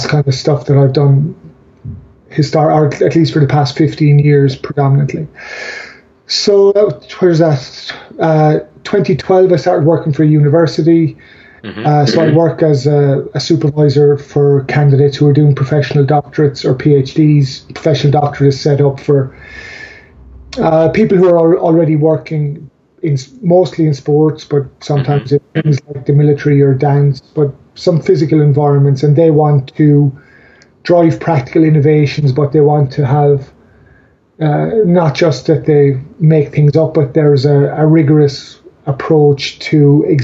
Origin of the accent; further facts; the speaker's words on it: Ireland; I'm Irish